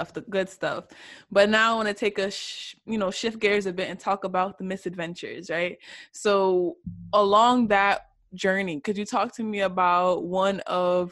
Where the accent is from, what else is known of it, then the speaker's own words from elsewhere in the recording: New York City, New York, United States; I'm from the Bronx